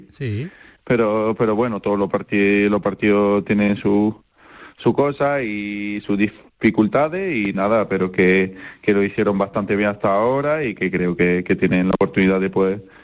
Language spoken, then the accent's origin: Spanish; France; si gana Francia estoy contento porque en mi país estoy muy orgulloso de ello.